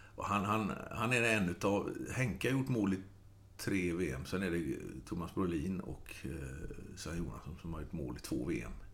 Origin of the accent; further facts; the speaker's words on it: Gothenburg, Västra Götaland, Sweden; jag är göteborgare